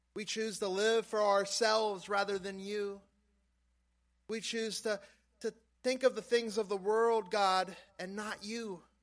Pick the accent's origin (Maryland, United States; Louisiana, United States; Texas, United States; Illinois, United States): Louisiana, United States; South; moved away; growing up in South Louisiana